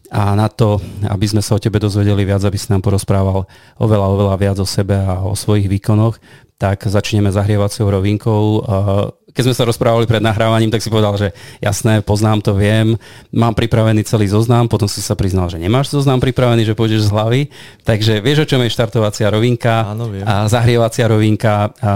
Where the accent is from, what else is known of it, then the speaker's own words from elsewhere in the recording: Poltár, Banská Bystrica Region, Slovakia; Áno, som z Poltára